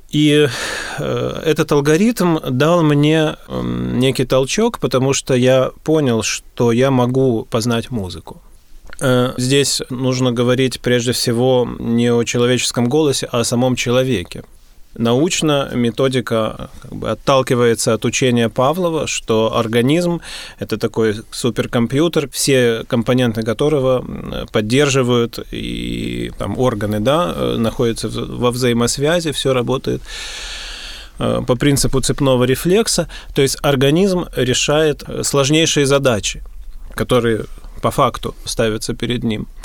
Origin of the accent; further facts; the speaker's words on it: Gatchina, Leningrad Oblast, Russia; born there; Я родился в Гатчине, да